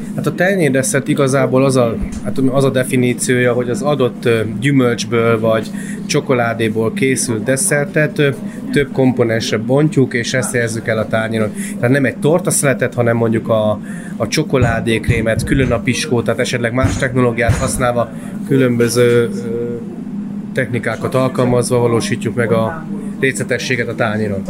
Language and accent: Hungarian; Hungary; also born or lived in Austria; kétféle ilyen honfitársam létezik, aki abszolút kint érzi magát, és aki csak abszolút itthon. Én meg vagyok az utóbbi